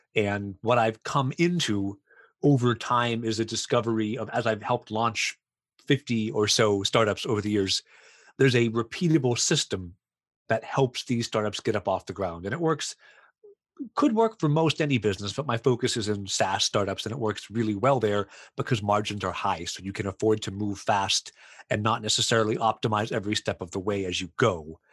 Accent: Florida, United States; also born or lived in Poland; now in Canada; I'm originally from the States, uh, from Florida and then as is as everyone does i moved to poland lived there for seven years and then went to canada

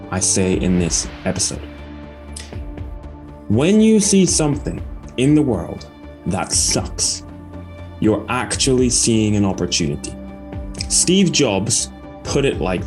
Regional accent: Aberdeen, Scotland, United Kingdom; I'm from Aberdeen

